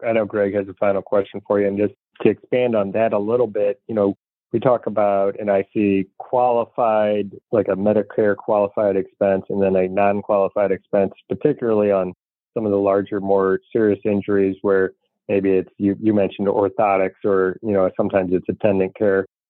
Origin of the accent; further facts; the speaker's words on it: St. Louis, Missouri, United States; I'm from St. Louis, Missouri is a show me state.